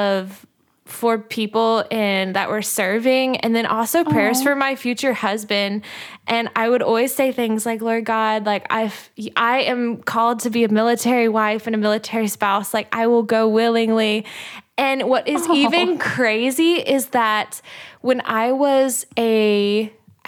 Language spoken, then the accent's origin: English; Missouri, United States; moved away as an adult; now in Pensacola, United States; I am originally from the Midwest, mid-Missouri. Grew up a small town girl in a town of like 200 plus people